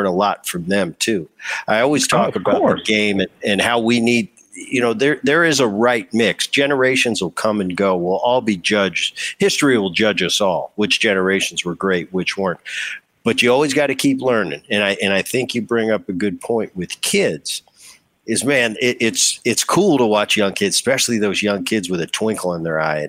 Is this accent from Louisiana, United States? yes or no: no; New Jersey, United States; also born or lived in Southern California; Well, I grew up in Jersey and then, you know, Southern Cal for high school and college, but I never got to play in a hometown.